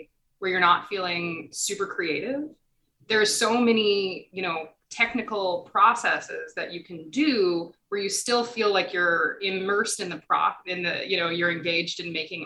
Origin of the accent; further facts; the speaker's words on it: Milwaukee, Wisconsin, United States; also born or lived in Madison, Wisconsin; I grew up in Wisconsin